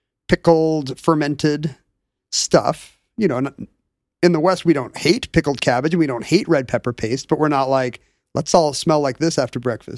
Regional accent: South Korea; I grew up in Korea in the early 80s

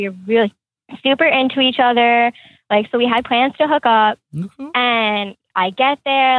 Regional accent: New York, United States

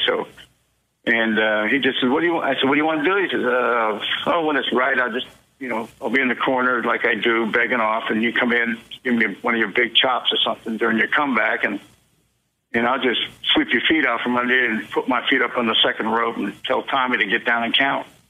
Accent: St. Petersburg, Florida, United States; I grew up in St. Pete

